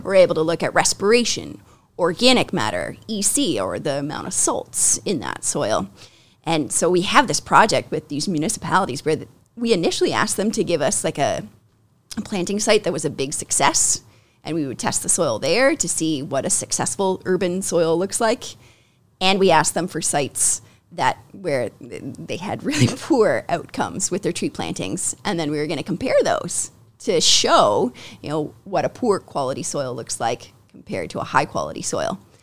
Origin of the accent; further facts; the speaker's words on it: Ancaster, Ontario, Canada; I grew up in Ancaster